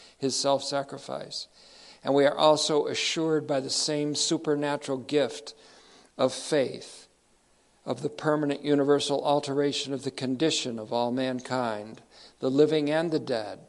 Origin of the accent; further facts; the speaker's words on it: United States; I'm speaking as an American Christian